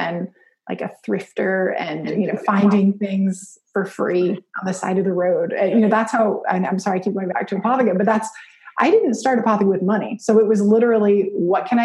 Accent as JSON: {"language": "English", "region": "Alaska", "country": "United States", "tie": "born or raised there", "said": "I grew up in Alaska. So middle of nowhere, very small town"}